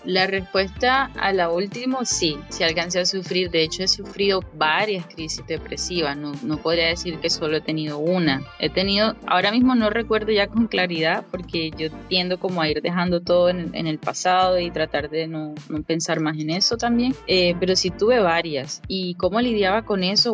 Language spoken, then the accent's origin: Spanish; Caribbean coast of Colombia, Colombia; moved away as an adult; now in Melbourne, Australia; yo vengo de Colombia, naturalmente, vengo de la costa caribe, y emigré hace algún tiempo a Australia. Eh, estoy viviendo en Melbourne